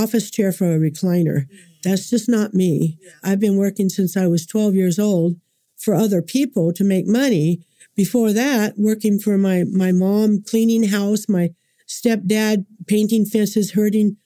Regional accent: California, United States; moved away as an adult; now in Oklahoma, United States; I was born and raised in California

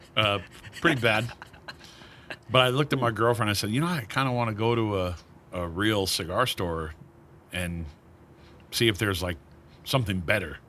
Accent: Maine, United States; moved away; my hometown of Maine, eh, you know, home state of Maine

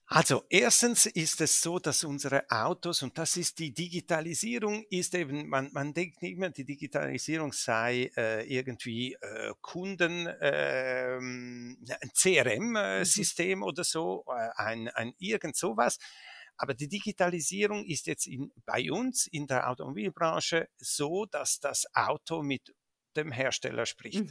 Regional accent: Switzerland; also born or lived in Dolomites, Italy (family origin); ich bin hier geboren, hier aufgewachsen. Ich bin auch Schweizer und, äh, und fühle mich auch als Schweizer

